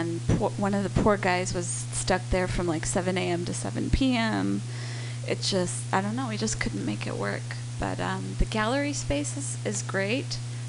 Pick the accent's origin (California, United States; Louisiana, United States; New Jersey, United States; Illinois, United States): California, United States; Santa Monica; Where are you going to play in Santa Monica, my hometown?